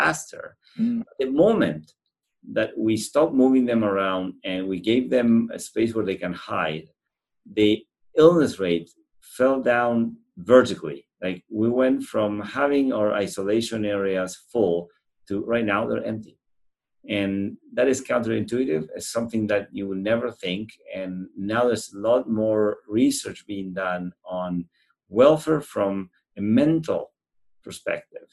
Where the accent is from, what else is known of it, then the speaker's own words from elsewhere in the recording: Argentina; moved away as an adult; now in Winnipeg, Canada; my family had almost, I would say, a recreational farm in central Argentina, which I spent most of my summers growing up going there